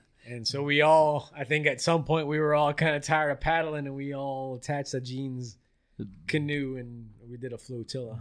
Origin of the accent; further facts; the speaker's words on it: Florida, United States; I grew up in Florida my whole life